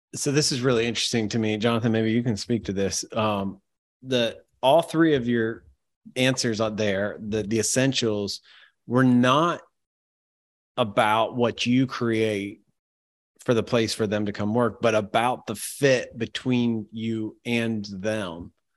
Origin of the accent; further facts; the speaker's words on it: Ohio, United States; I'm from Ohio